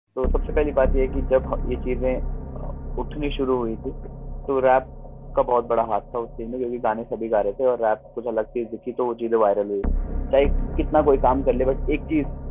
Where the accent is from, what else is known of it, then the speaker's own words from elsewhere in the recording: Garhwal, Uttarakhand, India; accent: Garhwali; also born or lived in Dehradun; जब मैं देहरादून भी आया कि जब लोग मैं नया नया आया था तो मेरे गढ़वाली टोन आते थे मेरे बोलने में शायद अभी भी आती है